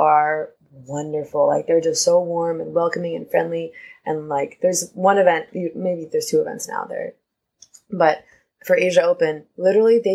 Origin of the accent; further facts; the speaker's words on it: West Coast, United States; I'm from the West Coast